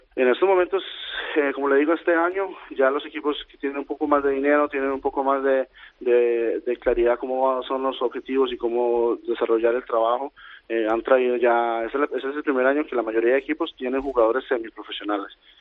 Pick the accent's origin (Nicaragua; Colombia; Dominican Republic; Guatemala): Colombia; moved away as an adult; also born or lived in Costa Rica; now in Sweden; yo crecí en Colombia durante la guerra del narcotráfico en los noventas